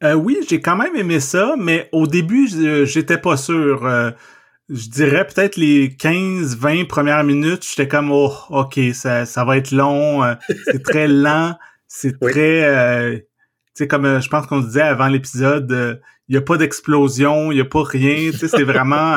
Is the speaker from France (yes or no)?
no; Trois-Rivières, Quebec, Canada; j'ai grandi à Trois-Rivières